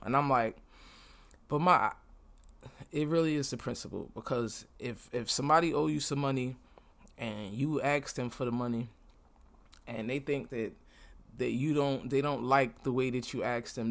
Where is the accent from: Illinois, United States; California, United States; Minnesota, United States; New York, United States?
New York, United States; New York City; now in Florida, United States; I'm from Brooklyn and I live in Florida right now